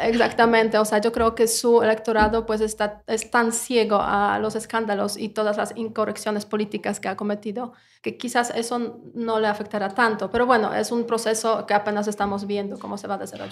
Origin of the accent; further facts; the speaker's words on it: Poland; now in Mexico; una polaca en México